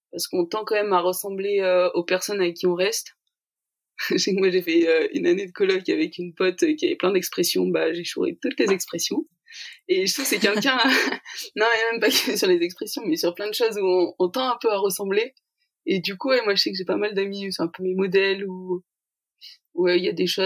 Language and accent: French; Ardèche, Auvergne-Rhône-Alpes, France; moved away as an adult; now in Lyon, France; je suis étudiante en troisième année en orthophonie à Lyon. Euh, j'ai 21 ans, je viens d'Ardèche